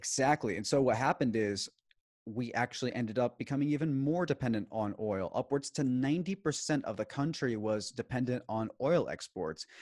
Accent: Houston, Texas, United States; also born or lived in Maracaibo, Venezuela; I was born in the United States, namely Houston, Texas

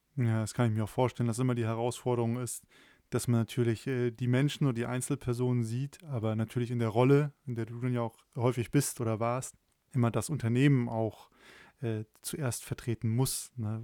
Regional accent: Germany; als Deutsche

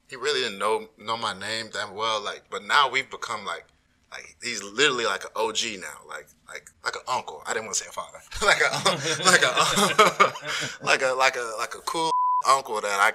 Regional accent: Arlington, Texas, United States; I grew up in Arlington

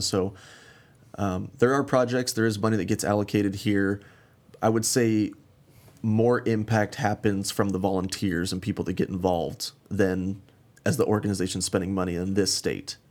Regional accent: Glenwood Springs, Colorado, United States; moved away as an adult; also born or lived in Arizona; now in Phoenix, United States; I'm originally from Uh, Glenwood Springs, Colorado, kind of small mountain town up in the western part of the state. Um, grew up big game hunting

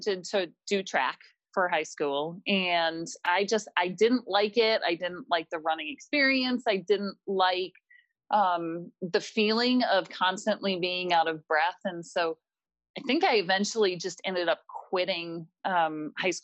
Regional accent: Minneapolis, Minnesota, United States; I was born and raised here in Minnesota in the Minneapolis area.

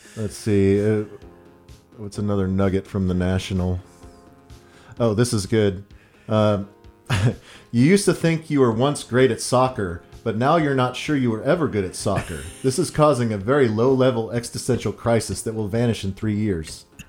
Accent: Texas, United States; I was from Texas

